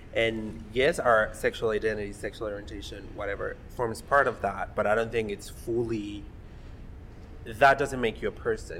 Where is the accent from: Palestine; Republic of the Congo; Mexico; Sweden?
Mexico; now in Columbus, United States; I grew up in Mexico.